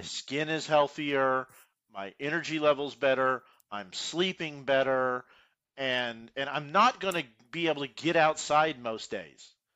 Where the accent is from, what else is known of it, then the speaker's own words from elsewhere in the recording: Houston, Texas, United States; I grew up in Houston, I grew up in the suburbs, you know, I'm from Cypress